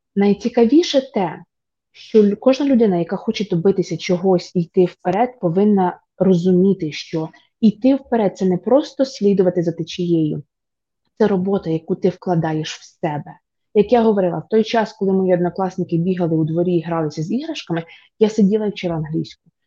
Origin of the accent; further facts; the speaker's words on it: Vinnytsia Oblast, Ukraine; also born or lived in Poland; now in United States; я з дуже звичайної родини, тобто я з Вінницької області, я з малесенького містечка